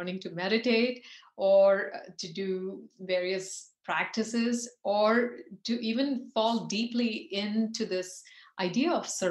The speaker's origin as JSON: {"language": "English", "country": "India", "tie": "born or raised there", "said": "growing up in India"}